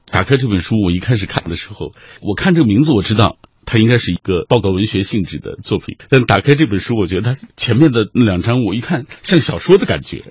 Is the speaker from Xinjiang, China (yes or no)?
yes; Xinjiang, China; moved away; 从新疆来的，从小我在新疆就听说，好像新疆的和田玉是很有名的